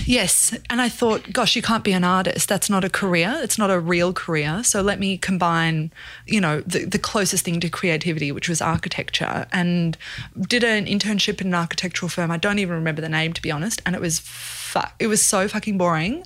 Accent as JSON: {"language": "English", "town": "Brisbane", "region": "Queensland", "country": "Australia", "tie": "born or raised there", "also_born_or_lived": "South Africa", "moved": "as an adult", "lives_now": "Brooklyn, United States"}